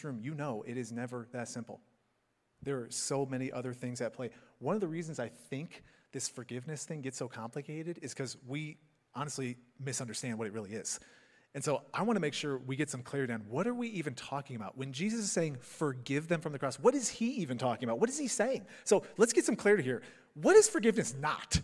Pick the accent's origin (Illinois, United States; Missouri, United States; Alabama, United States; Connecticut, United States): Illinois, United States; Chicago suburbs; moved away; I grew up in the Chicago suburbs